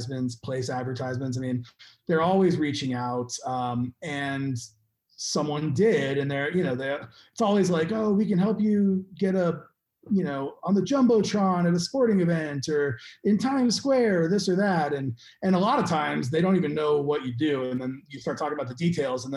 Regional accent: Arizona, United States; moved away; also born or lived in Colorado; Arizona, which my home state

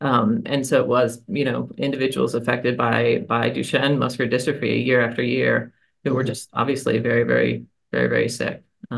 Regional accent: Kentucky, United States; born there; You don't even know this about me, Stan. I was born in Kentucky, actually.

